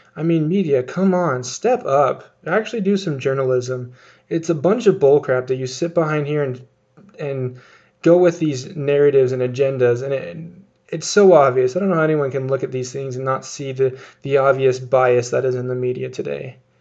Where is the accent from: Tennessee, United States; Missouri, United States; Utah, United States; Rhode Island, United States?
Utah, United States; here in my home state of Utah.